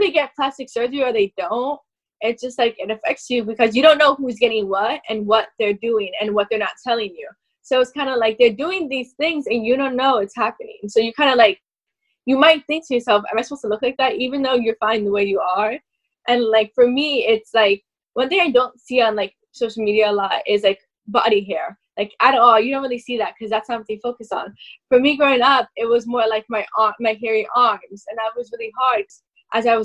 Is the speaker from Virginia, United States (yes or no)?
no; New York, United States; I'm from New York